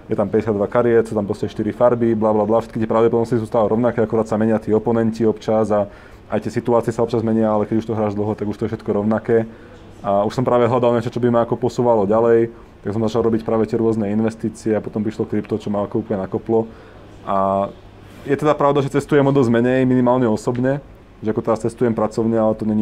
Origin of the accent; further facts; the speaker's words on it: Žilina Region, Slovakia; A ja pochádzam z, z Kisúc, čo je proste sever Slovenska, Kisúcké nové mesto, Žilina, Čaca a tam.